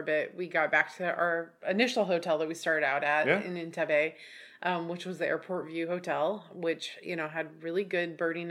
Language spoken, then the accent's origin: English; Oregon, United States; we're from Oregon.